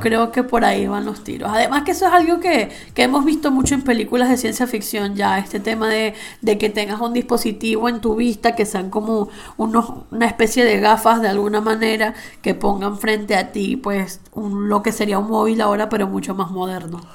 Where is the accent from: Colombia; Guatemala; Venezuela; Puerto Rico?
Venezuela; now in Spain; que venimos de Latinoamérica, estamos un poco acostumbrados al orgánico. O sea, en Venezuela tú ibas a la frutería